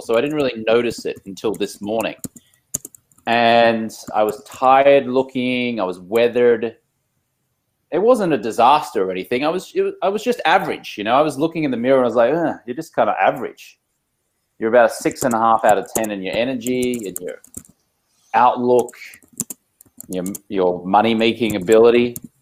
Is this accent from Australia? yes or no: yes; Australia; moved away as an adult; now in Los Angeles, United States; I'm Australian American. I've been living in Los Angeles, California for about 16 years